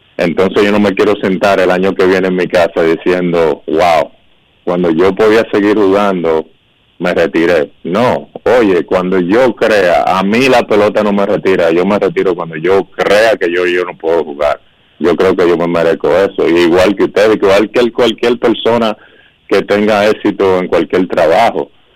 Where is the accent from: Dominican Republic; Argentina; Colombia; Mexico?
Dominican Republic; now in United States; mi país, en la República Dominicana